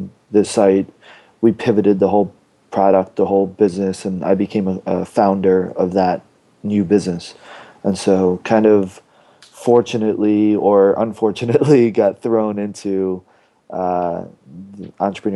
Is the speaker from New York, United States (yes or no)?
yes; Long Island, New York, United States; I grew up in Long Island, New York, went to school in upstate New York